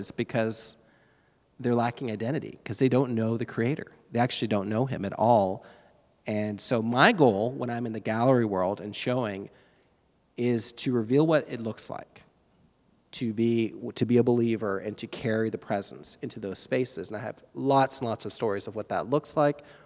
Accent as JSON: {"language": "English", "region": "East Coast of Florida", "country": "United States", "tie": "born or raised there", "said": "I grew up on the East Coast of Florida. I was a surfer kid"}